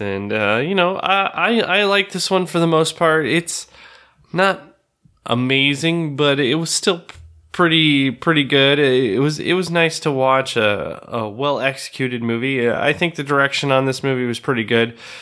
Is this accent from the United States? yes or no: yes; the West, Arizona, United States; I grew up in the West and it's somewhat close to kinda where I grew up